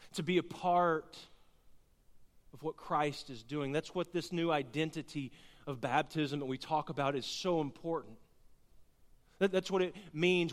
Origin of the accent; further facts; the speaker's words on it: Garland, Texas, United States; also born or lived in Cleburne, Texas; I grew up in Garland, Texas